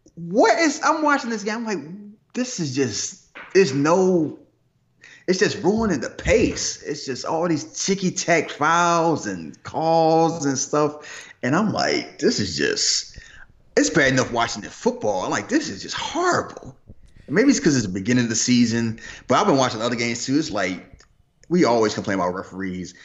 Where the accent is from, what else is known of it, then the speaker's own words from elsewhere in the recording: Philadelphia, Pennsylvania, United States; I'm from Philly.